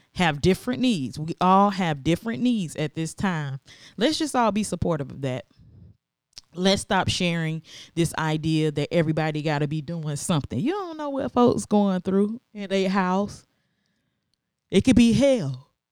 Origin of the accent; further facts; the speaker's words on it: American South, United States; growing up in America, or at least the American South